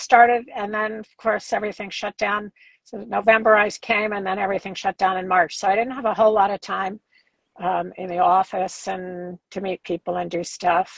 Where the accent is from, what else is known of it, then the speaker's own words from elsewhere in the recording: New York, United States; moved away as an adult; also born or lived in Short Hills, New Jersey / Aspen, Colorado; now in Santa Monica, United States; I grew up on the Upper East Side.